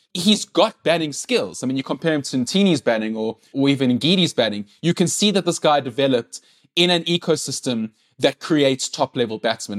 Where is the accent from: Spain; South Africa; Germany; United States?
South Africa; first language English; English-speaking white people, which I am